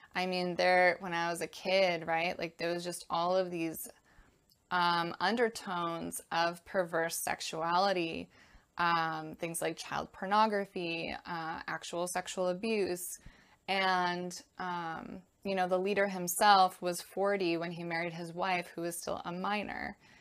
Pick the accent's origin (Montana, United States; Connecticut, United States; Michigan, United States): Connecticut, United States; I was born and raised in Connecticut in the U S